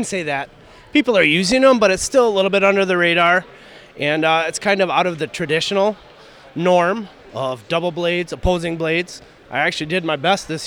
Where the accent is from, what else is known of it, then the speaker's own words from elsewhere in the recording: Hayward, Wisconsin, United States; I'm from the Hayward area